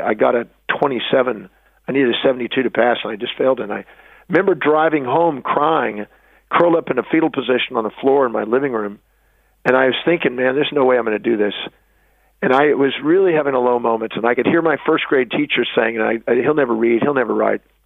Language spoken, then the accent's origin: English; United States; I was born on Thanksgiving Day in America